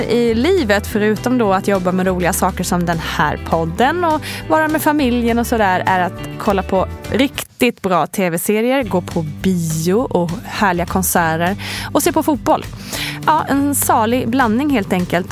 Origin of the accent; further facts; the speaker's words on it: Sweden; now in Stockholm, Sweden; i Småland och Blekinge där jag kommer ifrån och är uppvuxen